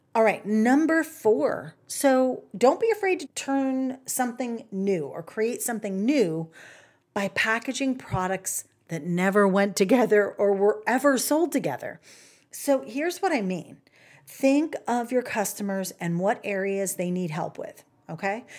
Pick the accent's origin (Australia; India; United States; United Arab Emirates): United States; the South; I'm from the South. I get to say y'all.